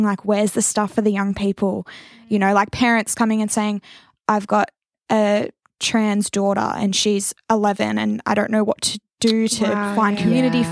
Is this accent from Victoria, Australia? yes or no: no; Wagga Wagga, New South Wales, Australia; growing up in Wagga